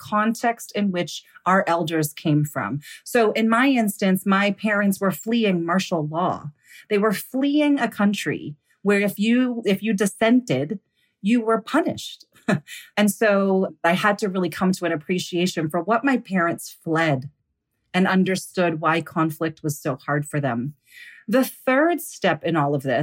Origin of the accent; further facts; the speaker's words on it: United States; I grew up here in the United States.